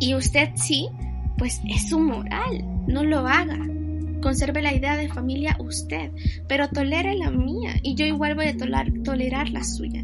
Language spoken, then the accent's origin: Spanish; Honduras; somos de Honduras